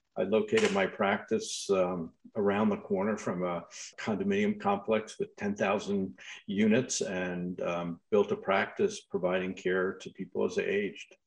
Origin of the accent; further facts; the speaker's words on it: Long Island, New York, United States; I grew up on Long Island in New York